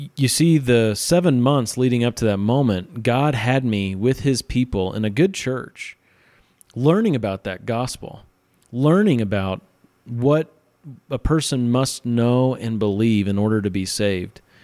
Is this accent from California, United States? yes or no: no; central Missouri, United States; moved away as an adult; now in Utah, United States; I'm not from Utah. I've been out here a little over eight years. I am from central Missouri, and I grew up in, uh, a place where lots of people claim to be Christian